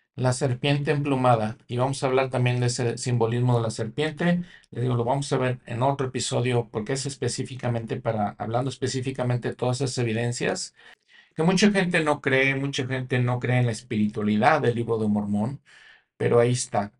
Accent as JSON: {"language": "Spanish", "country": "Mexico", "said": "yo como mexicano, yo crecí con ellas"}